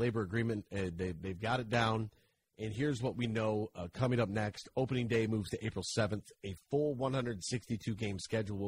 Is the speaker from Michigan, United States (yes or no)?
yes; Monroe, Michigan, United States; I am from Monroe.